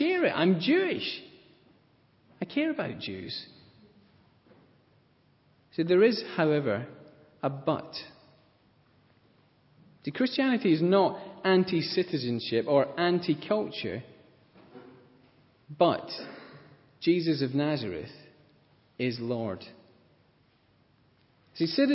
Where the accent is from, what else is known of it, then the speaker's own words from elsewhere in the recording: Scotland, United Kingdom; I like being Scottish